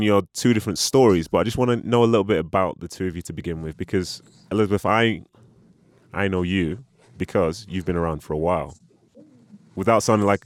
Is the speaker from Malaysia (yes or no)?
no; Nigeria; I was born in Nigeria